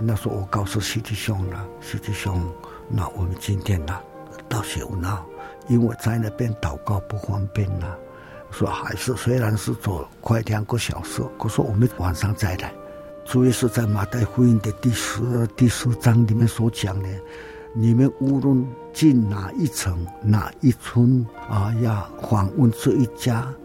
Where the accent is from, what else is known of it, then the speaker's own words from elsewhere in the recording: Nantou County, Taiwan; 我是南投，我们也是住在花园的地方